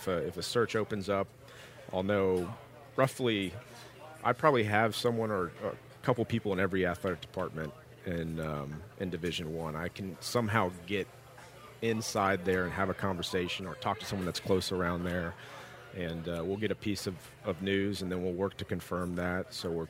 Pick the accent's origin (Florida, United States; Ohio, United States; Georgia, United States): Georgia, United States; Atlanta; Atlanta, Georgia.